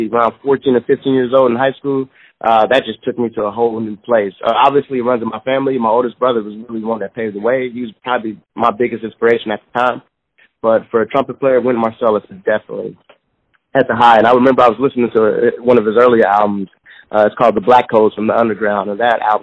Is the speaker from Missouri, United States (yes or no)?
yes; Kansas City, Missouri, United States; I was born and raised in Kansas City, kind of in the inner city of Kansas City